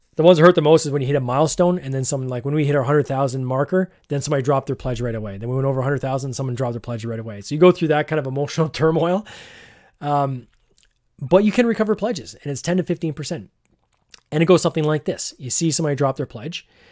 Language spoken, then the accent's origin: English; Barrie, Ontario, Canada; fellow person from Barrie